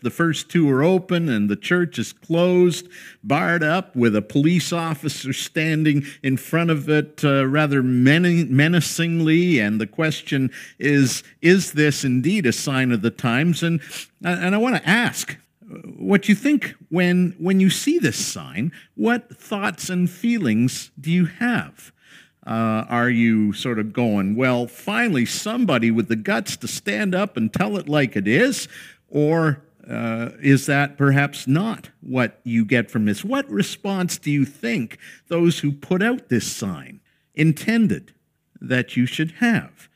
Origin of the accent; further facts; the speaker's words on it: Canada; we hold as Canadian citizens